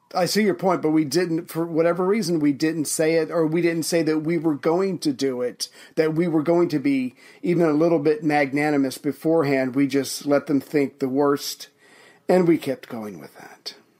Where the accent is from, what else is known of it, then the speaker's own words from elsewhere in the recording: United States; as an American